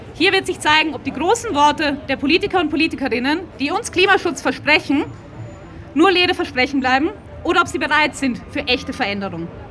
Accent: Vienna, Austria; born or raised there

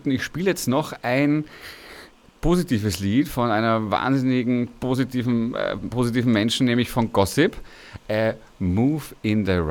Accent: Vienna, Austria; nicht nur als Ehrenamtlicher der Aidshilfe Wien, sondern als Wiener

